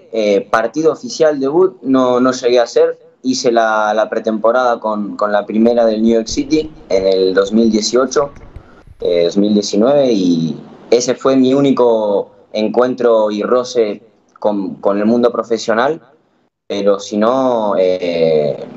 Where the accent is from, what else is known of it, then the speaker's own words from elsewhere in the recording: Curitiba, Paraná, Brazil; born there; Nací en, Curitiba, en Brasil.